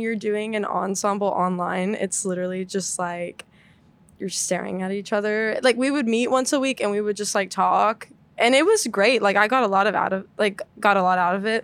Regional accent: Dallas, Texas, United States; moved away as an adult; now in Boston, United States; I'm from Dallas

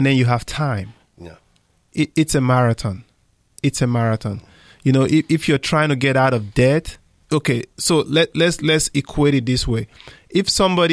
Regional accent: Nigeria; moved away as an adult; now in United States; I came from Nigeria. if you knew the community where I grew up

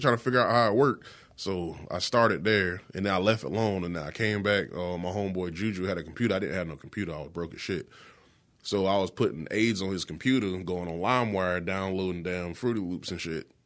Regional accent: Florence, South Carolina, United States; I'm from West Florence

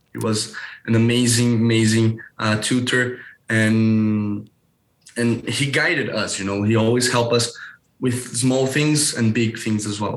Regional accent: Brazil; also born or lived in Geneva, Switzerland; here in Brazil, I'm from Brazil

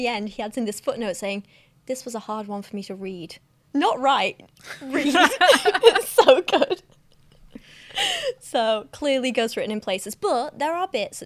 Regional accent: England, United Kingdom; we're both English with dark hair

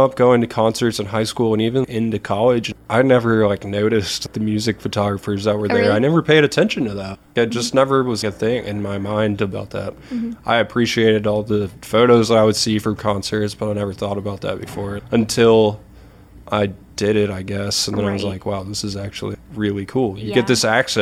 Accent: Athens, Georgia, United States; also born or lived in Snellville, Georgia; got to shoot for a big band at a sold-out show in my hometown

